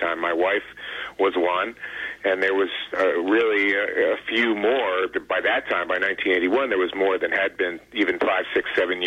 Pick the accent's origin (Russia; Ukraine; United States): United States; Philadelphia, Pennsylvania; moved away; I grew up in Philly